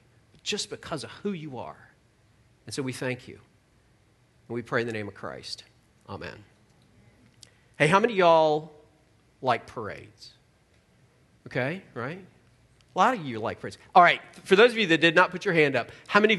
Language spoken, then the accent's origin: English; Virginia, United States; I live in Charlottesville, Virginia